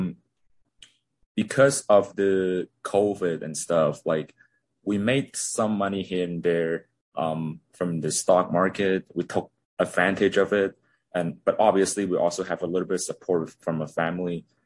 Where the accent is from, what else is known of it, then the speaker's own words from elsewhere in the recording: Hong Kong; now in Toronto, Canada; I'm originally from Hong Kong. Now I'm living in Toronto